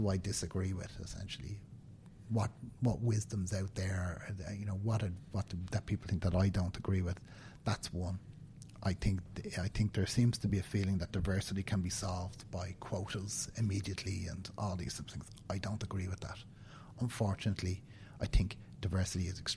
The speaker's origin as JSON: {"language": "English", "town": "Dublin", "region": "Leinster", "country": "Ireland", "tie": "born or raised there", "said": "You can tell from my accent that I was born and live in Dublin"}